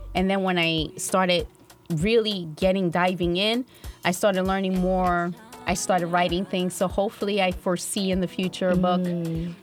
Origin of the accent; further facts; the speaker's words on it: United States; Being Black American for me wasn't just enough. Okay, so I'm Black American